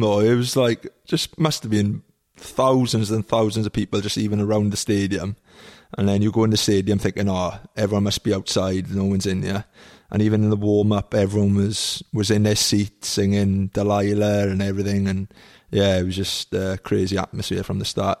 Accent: Trebanos, Wales, United Kingdom; Village, yeah. It's only like a, a mile long, really. Um, and in, in Welsh, it's called Trebanus

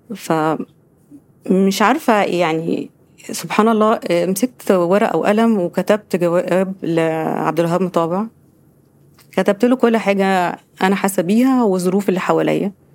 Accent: Giza, Giza Governorate, Egypt; ان انا من الجيزه

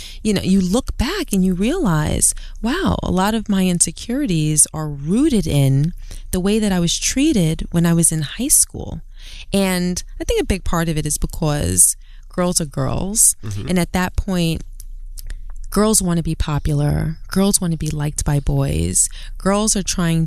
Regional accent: New York City, New York, United States; I'm from Brooklyn. I'm from Queens

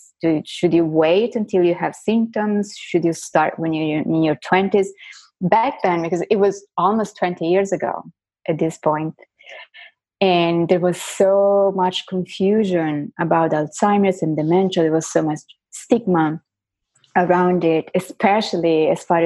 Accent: Florence, Tuscany, Italy; first language Italian; English is a second language; moved away as an adult; now in United States; I was born and raised in Florence in Italy, but I went to a French high school. So I think, you know, Italian is my first language and French is my second language. So English is my third

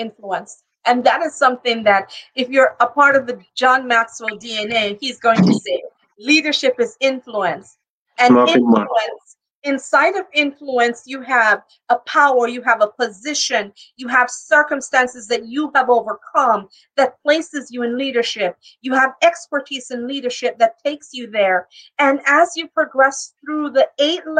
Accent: Jamaica; also born or lived in New York; now in Florida, United States; I'm Jamaican, and so it started with me being home in my family business

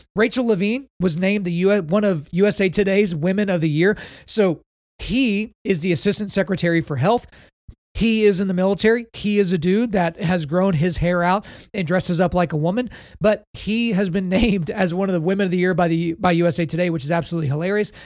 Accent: Oklahoma, United States; in the state of Oklahoma, my home state

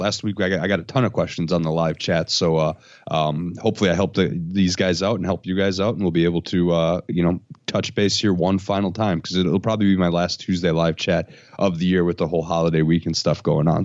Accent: Oshkosh, Wisconsin, United States; moved away as an adult; also born or lived in Madison, Wisconsin; I'm gonna go back to Oshkosh. That's my hometown

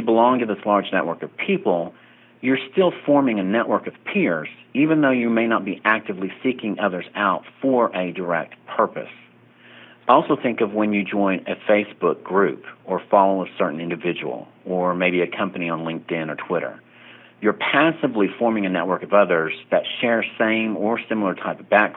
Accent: Oklahoma, United States; moved away as an adult; also born or lived in Tulsa, Oklahoma; now in Las Vegas, United States; I was a Oklahoma native, born and raised in Oklahoma, and my 24 out of my 25 years as a paralegal was in Tulsa

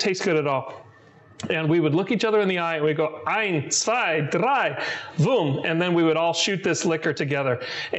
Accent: Germany; the first thing I ever drank as a five-year-old kid growing up in Germany.

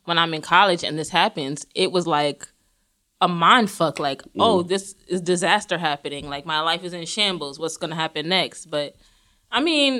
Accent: Jamaica; I'm Jamaican.

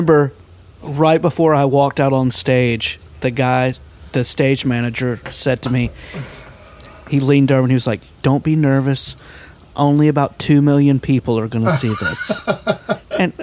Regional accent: Alpharetta, Georgia, United States; I grew up in Alpharetta

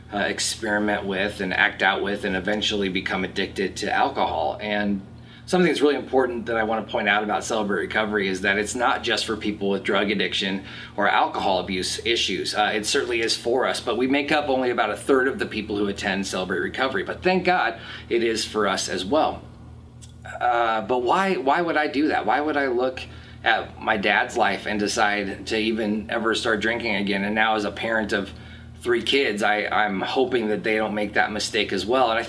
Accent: Lake Forest, United States; also born or lived in Wisconsin; although I was born in Wisconsin and we moved around a lot when I was a kid, I spent most of my life here in Lake Forest.

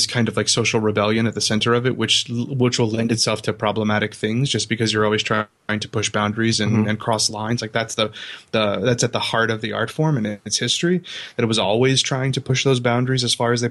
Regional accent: South Louisiana, United States; I grew up in South Louisiana.

